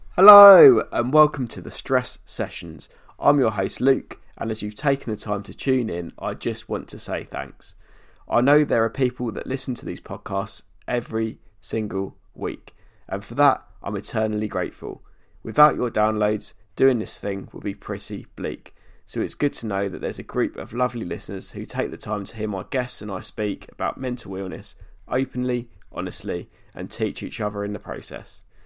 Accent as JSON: {"language": "English", "town": "Milton Keynes", "region": "South East England", "country": "United Kingdom", "said": "I'm from Milton Keynes"}